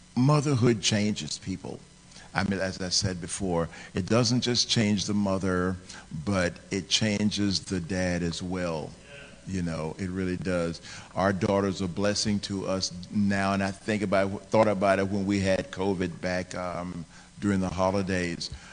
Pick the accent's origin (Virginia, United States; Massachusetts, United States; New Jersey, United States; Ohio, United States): Virginia, United States; I was raised in Virginia, and so that's where that's where my address was